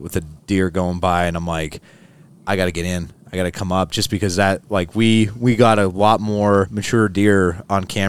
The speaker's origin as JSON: {"language": "English", "town": "Hazleton", "region": "Pennsylvania", "country": "United States", "tie": "born or raised there", "lives_now": "State College, United States", "said": "I grew up in Northeastern PA, so it's a town called Hazleton"}